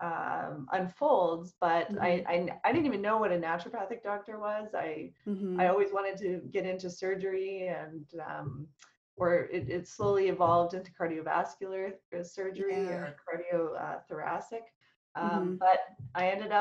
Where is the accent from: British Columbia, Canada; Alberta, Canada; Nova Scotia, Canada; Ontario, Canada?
Alberta, Canada; Calgary; I grew up in Calgary, Alberta